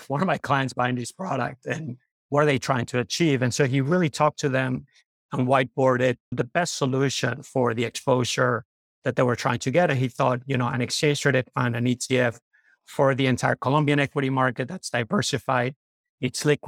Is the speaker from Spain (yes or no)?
yes; Madrid, Community of Madrid, Spain; moved away as an adult; I grew up in Madrid, Spain.